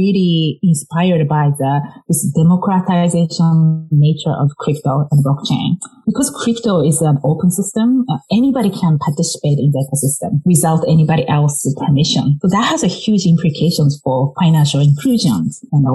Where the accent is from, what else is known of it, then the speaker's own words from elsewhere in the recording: Japan; moved away as an adult; now in United States; growing up in Japan